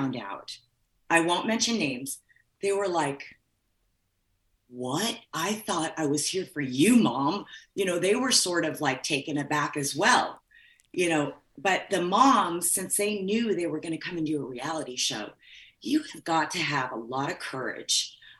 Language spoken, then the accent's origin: English; Midwest, United States; also born or lived in California; I was raised in the Midwest